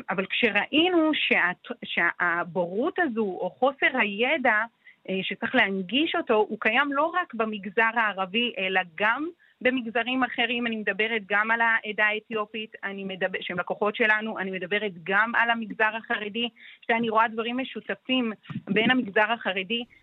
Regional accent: Ramla, Central District, Israel; כי אנחנו מגיעים מהעיר ואנחנו רואים מה קורה כאן.

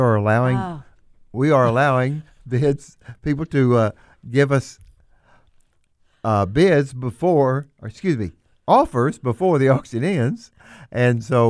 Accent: Bootheel, Missouri, United States; I'm born and raised in the Boot Hill, Missouri

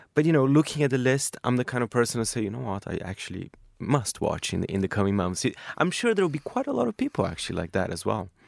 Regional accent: Brazil; moved away; my home country, Brazil

